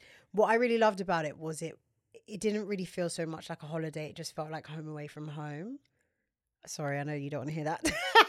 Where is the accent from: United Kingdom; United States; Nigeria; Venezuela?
United Kingdom; London; We're all from London.